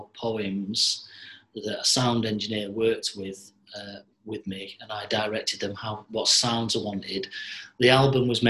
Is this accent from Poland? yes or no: no; Manchester, North West England, United Kingdom; born in Manchester, and at the moment I'm 60 years of age